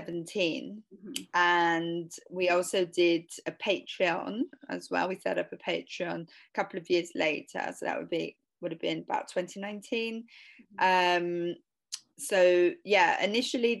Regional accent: London, United Kingdom; I was born in London in the 80s

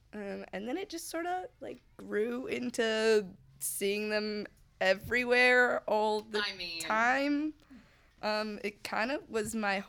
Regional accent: Seattle, Washington, United States; moved away as an adult; now in Los Angeles, United States; I'm originally from Seattle and I moved to Los Angeles in January.

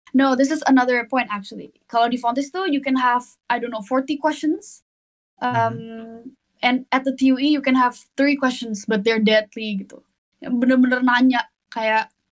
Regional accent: Indonesia; now in Netherlands; gue orang Indo

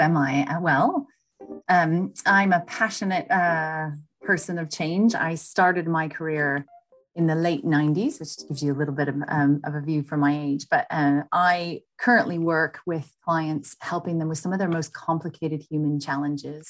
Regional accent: United States; moved away as an adult; now in United Kingdom; being American, working abroad

